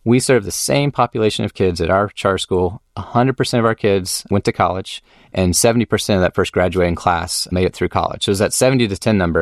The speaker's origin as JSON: {"language": "English", "town": "Austin", "region": "Texas", "country": "United States", "tie": "born or raised there", "also_born_or_lived": "Durham, North Carolina / Atlanta / Los Angeles", "said": "I had a great upbringing here in Austin."}